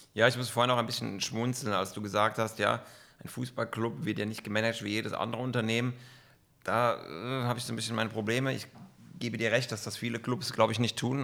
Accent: Kaiserslautern, Rhineland-Palatinate, Germany; moved away as an adult; now in Bern, Switzerland; Bin aufgewachsen und groß geworden in Kaiserslautern.

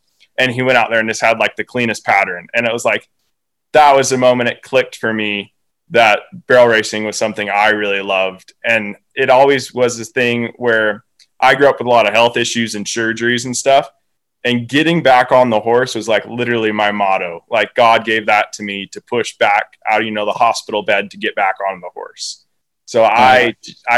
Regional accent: Oregon, United States; born or raised there; also born or lived in Swan Valley, Idaho

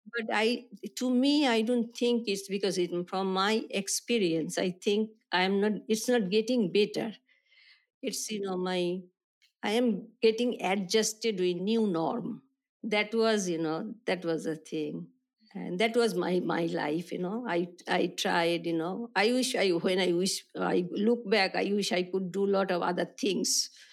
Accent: Kolkata, West Bengal, India; I was born in India, Calcutta

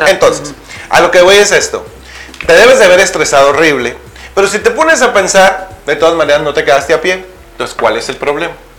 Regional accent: Naco, Sonora, Mexico; moved away; mi pueblo

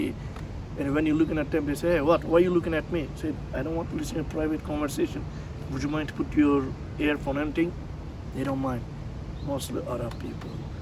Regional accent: Tekirdağ, Turkey; English is a second language; moved away as an adult; also born or lived in Philippines; now in Japan; my hometown of Tekirdağ, which is I'm from, Tekirdağ is near the Greek

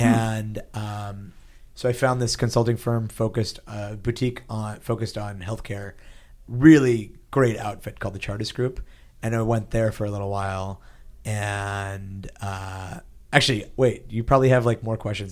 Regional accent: Pittsburgh, Pennsylvania, United States; now in San Francisco, United States; I grew up in Pittsburgh, Pennsylvania. I actually, like, as, as a kid, we moved around a little bit, but mostly in Pittsburgh, Pennsylvania

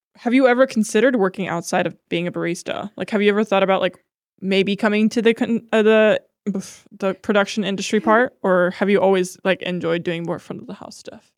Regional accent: Akron, Ohio, United States; now in Columbus, United States; we're both from Akron

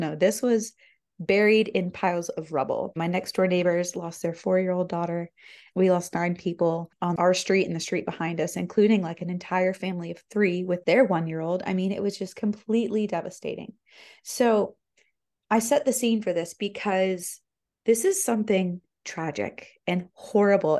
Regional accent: Florida, United States; now in Tennessee, United States; I'm not native to Tennessee. I'm from Florida.

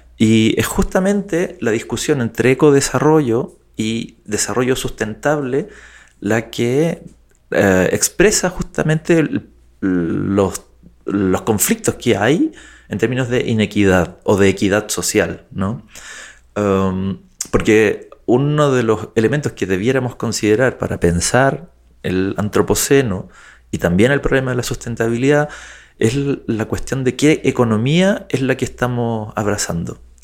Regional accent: Chile; also born or lived in United Kingdom; de Chile, con identidad británica también, eh, circunstancialmente

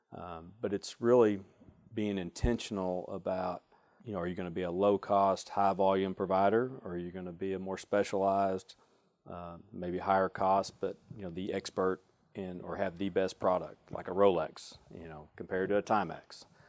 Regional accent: Springdale, Arkansas, United States; I grew up in Springdale

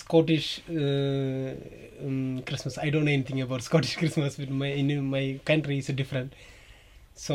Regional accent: India; moved away as an adult; now in Scotland; Actually, now I'm living in Muirafort. Actually, I'm from India.

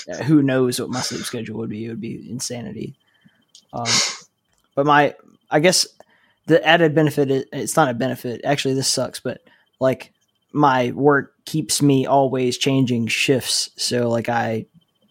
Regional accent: Mobile, Alabama, United States; My hometown of Mobile is the rainiest city in America

